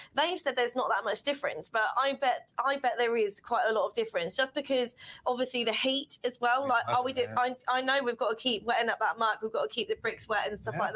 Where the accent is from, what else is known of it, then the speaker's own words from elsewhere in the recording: Norfolk, East of England, United Kingdom; I am a bricklayer from Norfolk